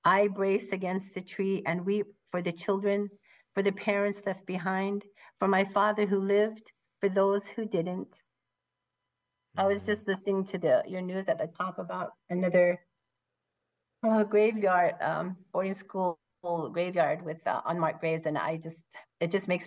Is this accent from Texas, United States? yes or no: no; Portland, Oregon, United States; moved away; I listened to my father talk about boarding school when we lived in Portland